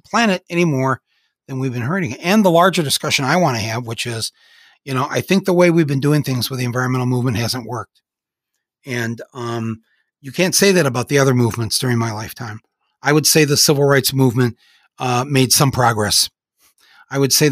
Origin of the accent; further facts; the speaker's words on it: Flint, Michigan, United States; my hometown.